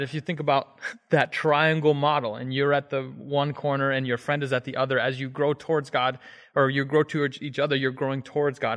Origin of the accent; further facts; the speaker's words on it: Hagerstown, Maryland, United States; I'm from Hagerstown, Maryland